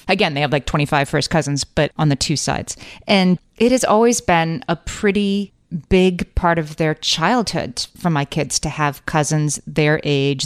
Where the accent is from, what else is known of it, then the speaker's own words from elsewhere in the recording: Scranton, Pennsylvania, United States; now in New York City, United States; both my husband and I are from Scranton, Pennsylvania, home of the office